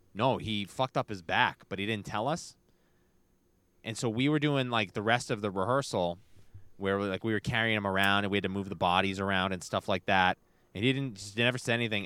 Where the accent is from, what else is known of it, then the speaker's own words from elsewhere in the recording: Brockton, Massachusetts, United States; I grew up in Brockton